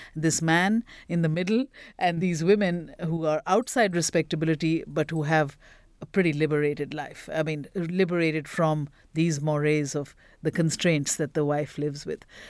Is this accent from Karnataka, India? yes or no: no; Bhubaneswar, Odisha, India; now in Uganda; I grew up in a very small town in Bhubaneswar, Orissa, East India